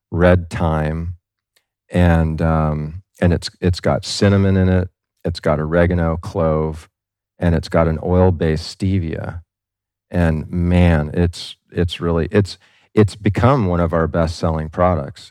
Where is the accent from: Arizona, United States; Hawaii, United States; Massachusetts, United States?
Hawaii, United States; Kailua; moved away; also born or lived in Camp Lejeune, North Carolina; I grew up in Kailua, which isn't too far from the North Shore